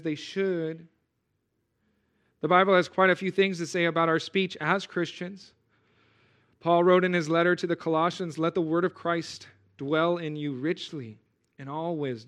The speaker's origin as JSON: {"language": "English", "region": "California", "country": "United States", "moved": "as an adult", "said": "I'm from California. You know, I say dude a lot when I'm talking"}